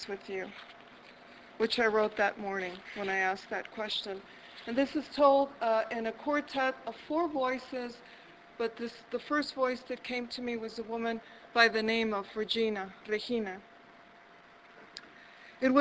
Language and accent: English; Chicago, Illinois, United States; moved away as an adult; also born or lived in Albuquerque, New Mexico / Boston; now in New Mexico, United States; I was originally from Chicago, and I lived there and most recently in my life and taught there